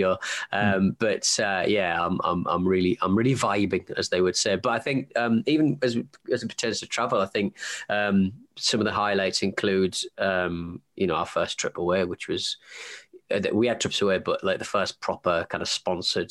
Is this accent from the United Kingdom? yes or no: yes; Hartlepool, North East England, United Kingdom; moved away; I'm from Hartlepool